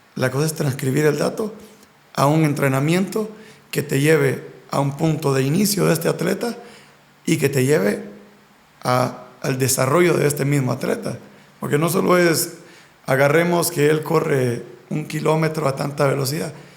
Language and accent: Spanish; Honduras; nosotros como hondureños